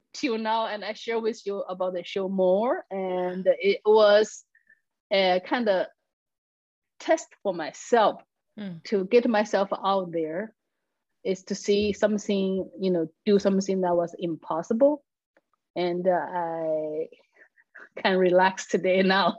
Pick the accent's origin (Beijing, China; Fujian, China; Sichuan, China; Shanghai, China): Sichuan, China; Chengdu; first language Chinese; English is a second language; moved away as an adult; now in Texas, United States; I live in the capital city of Sichuan called Chengdu